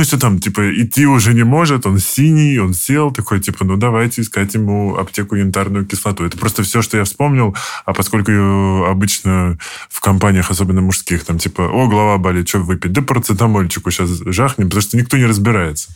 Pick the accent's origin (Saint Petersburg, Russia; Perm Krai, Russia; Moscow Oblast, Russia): Moscow Oblast, Russia; я из Подмосковья